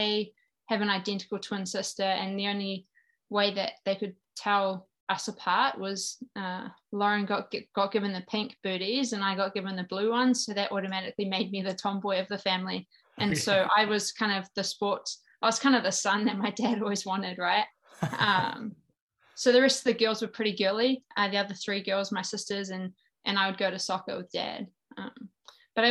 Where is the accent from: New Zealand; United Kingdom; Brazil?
New Zealand; moved away as an adult; also born or lived in Oklahoma, United States; now in Tulsa, United States; I'm from New Zealand, which is probably the accent that you can hear. I came over to the United States in 2006 on a college golf scholarship to Oklahoma State University. I now live in Tulsa, Oklahoma